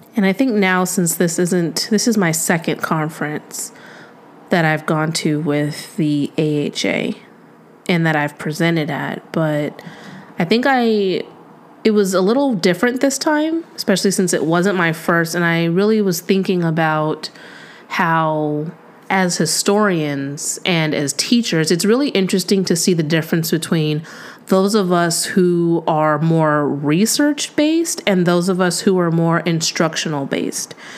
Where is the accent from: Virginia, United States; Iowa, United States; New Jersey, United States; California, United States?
California, United States; San Diego; I'm from San Diego